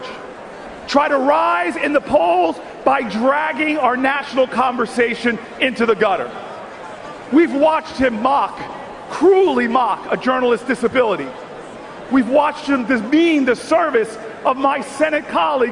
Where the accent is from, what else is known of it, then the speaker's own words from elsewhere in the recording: New Jersey, United States; I'm from Jersey. And I'm from the great Garden State